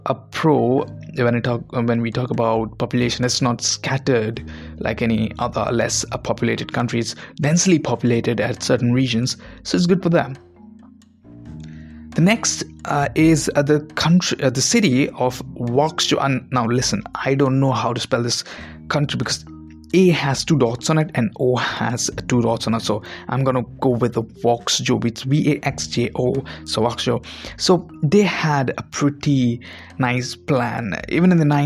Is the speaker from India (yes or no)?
yes; Mumbai, Maharashtra, India; guy from Mumbai